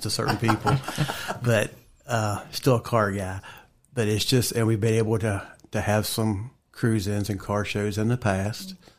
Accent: Bridgewater, Virginia, United States; also born or lived in Linville; I grew up more in the Bridgewater T A area.

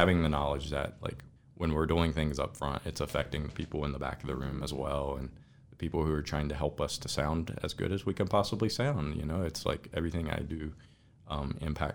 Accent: Elkton, Virginia, United States; also born or lived in Colorado; I'm from Elkton.

